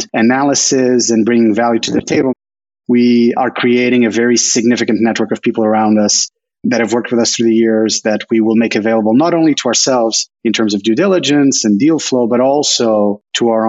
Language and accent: English; Lisbon, Portugal; moved away as an adult; also born or lived in Paris / Madrid; now in San Francisco Bay Area, United States; I was born and raised in Portugal. I was there until I was 23.